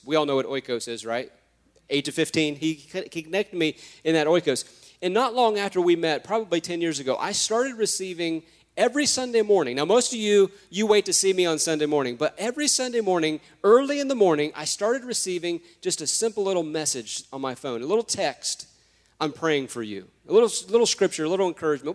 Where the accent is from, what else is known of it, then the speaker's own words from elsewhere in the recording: United States; I'm American